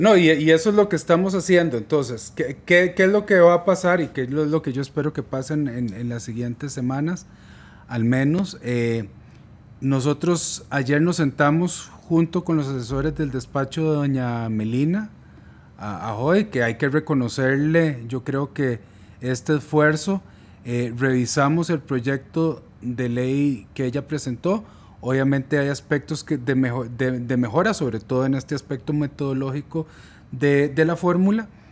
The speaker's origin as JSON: {"language": "Spanish", "country": "Costa Rica", "said": "somos todos los costarricenses"}